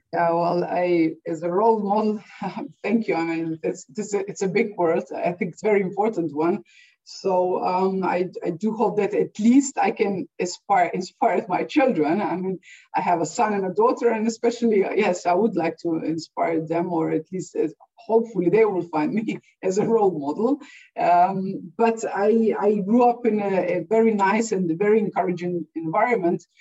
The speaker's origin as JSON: {"language": "English", "country": "Slovenia", "tie": "born or raised there", "said": "I come from Slovenia, and historically, um, and I was born still in Yugoslavia"}